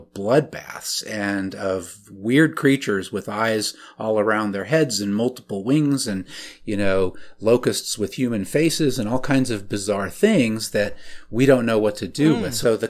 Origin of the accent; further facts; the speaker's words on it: Alaska, United States; so I grew up mostly in Alaska in conservative evangelical Christian circles